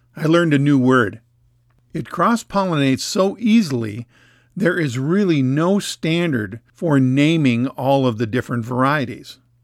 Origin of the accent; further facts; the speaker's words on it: Minnesota, United States; Growing up in Minnesota, almost every house had a rhubarb patch in the backyard